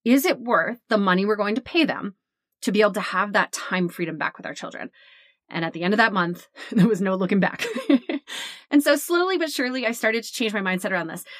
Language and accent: English; New Jersey, United States; we're from Jersey